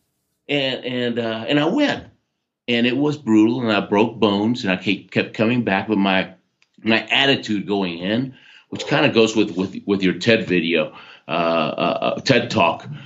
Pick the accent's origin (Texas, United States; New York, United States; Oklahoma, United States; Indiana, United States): Texas, United States; Houston; born or raised there; also born or lived in Argentina